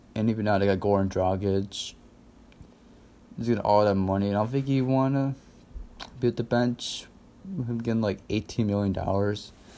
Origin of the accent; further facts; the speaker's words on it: United States; I'm from America